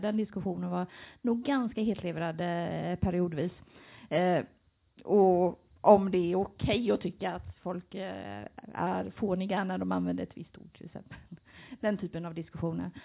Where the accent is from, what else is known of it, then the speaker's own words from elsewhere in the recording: Gothenburg, Västra Götaland, Sweden; now in Jönköping, Sweden; jag kommer från Göteborg